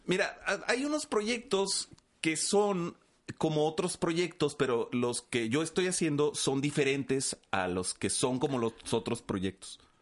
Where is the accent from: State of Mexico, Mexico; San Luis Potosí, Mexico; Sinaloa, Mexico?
Sinaloa, Mexico; Los Mochis; now in Ciudad Juárez, Mexico; De los mochis Sinaloa